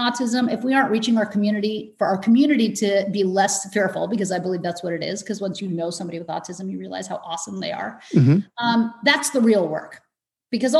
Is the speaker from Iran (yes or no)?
yes; Iran; moved away; we're immigrants. I was born in Iran